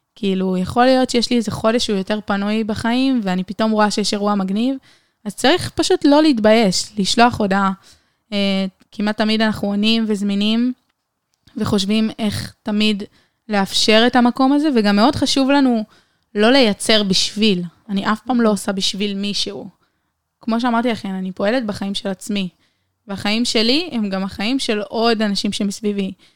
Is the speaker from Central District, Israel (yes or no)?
no; Haifa, Haifa District, Israel; moved away as an adult; now in Beersheba, Israel; חיפאית במקור